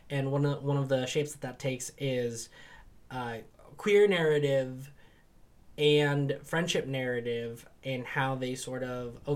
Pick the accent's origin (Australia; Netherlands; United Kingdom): United Kingdom; England; in my sort of developing identity as an English person